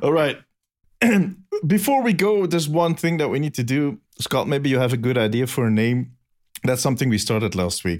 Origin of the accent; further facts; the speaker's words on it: Belgium; English is a second language; I'm from Belgium. I have a good excuse for having a weird accent